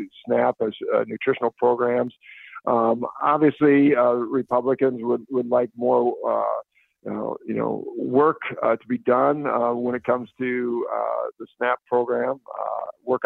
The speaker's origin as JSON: {"language": "English", "region": "Northwest Iowa", "country": "United States", "said": "I'm from Northwest Iowa."}